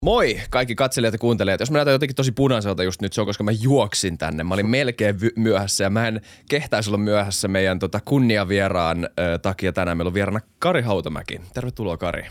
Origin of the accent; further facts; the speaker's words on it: Finland; mä oon suomenruotsalainen